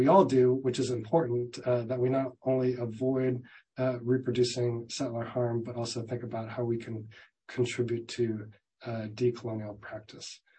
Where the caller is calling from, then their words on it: Merced, California, United States; I'm joining from Merced, California